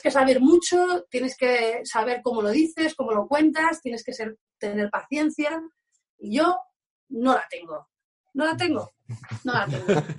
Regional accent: Alcobendas, Community of Madrid, Spain; moved away; also born or lived in Basque Country; me quedo aquí en mi casita, Alcobendas, que me fui muy, muy, muy pronto y ahora estoy disfrutando de, de, mi pueblo y de mi familia

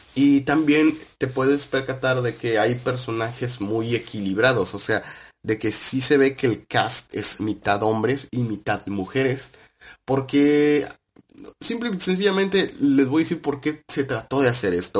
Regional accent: Mexico; uno como mexicano que creció con, con ping pong

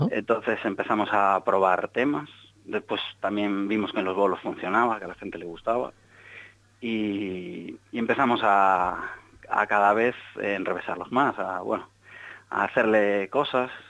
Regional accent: Galicia, Spain; now in Seville, Spain; yo soy gallego, pero llevo dos años ahora viviendo en Sevilla.

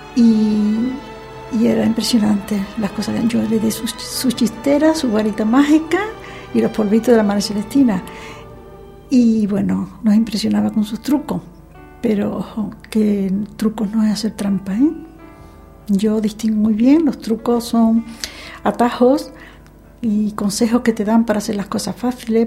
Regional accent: Seville, Andalusia, Spain; also born or lived in Chipiona; yo me considero sevillana, pero yo nací exactamente en la playa de Chipiona durante un verano.

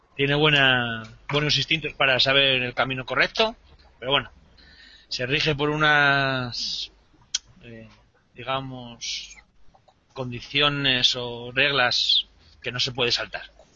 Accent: Asturias, Spain; soy asturiano

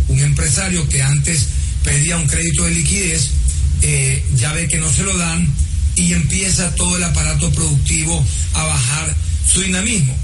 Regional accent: Ecuador

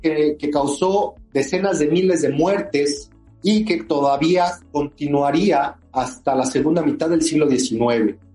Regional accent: Mexico; nosotros como mexicanos

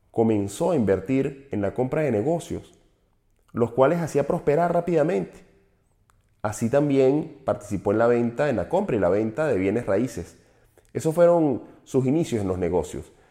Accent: Venezuela; un empresario de nuestra zona mexicano, aunque yo soy venezolano, lo considero nuestro porque es latinoamericano

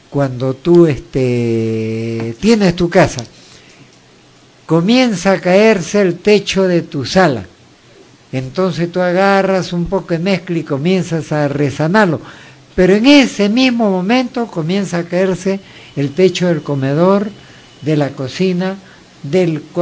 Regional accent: Sayán, Lima, Peru; Tanto tú como yo somos del Valle de Sayán. Conocemos a Palmo, hemos caminado todas esas calles, todas esas quebradas

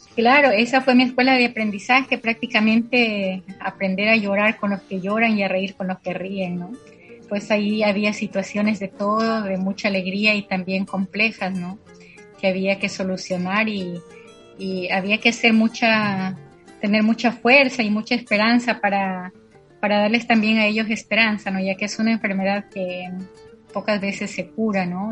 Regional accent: La Tingue, Loja, Ecuador; now in San Lorenzo, Ecuador; nací en la provincia de Loja, en una parroquia, parroquia pequeña que se llama La Tingue

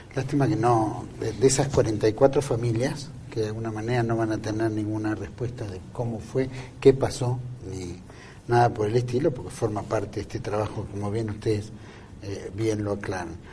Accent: Argentina; como argentinos

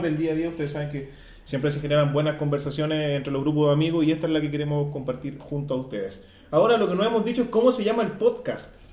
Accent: Iquique, Tarapacá, Chile; especialmente nosotros somos de Iquique

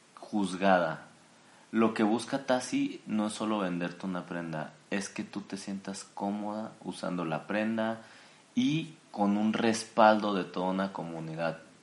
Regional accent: Jalisco, Mexico; soy originario de Jalisco, México

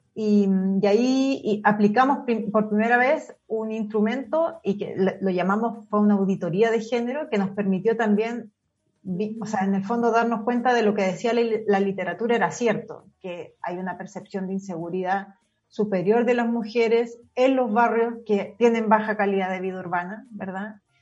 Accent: Concepción, Biobío, Chile; moved away as an adult; now in Santiago, Chile; yo soy de Concepción, bueno, estudié en la Universidad de Concepción, toda mi vida en Concepción

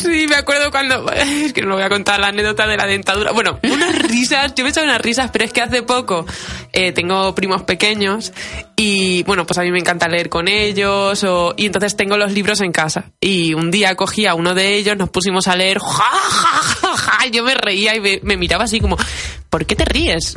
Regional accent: Valladolid, Castile and León, Spain; como buena vallisoletana

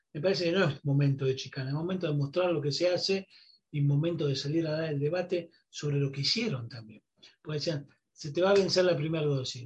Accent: Argentina

